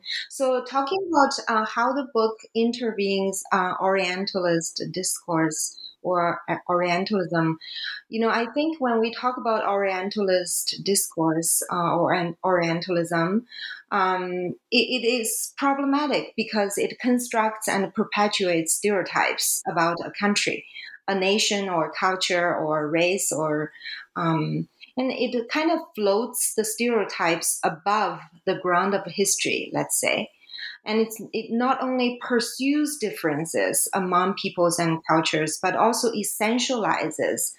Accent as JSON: {"language": "English", "country": "China", "second_language": "English", "moved": "yes", "lives_now": "Canada", "said": "here, China is my home country"}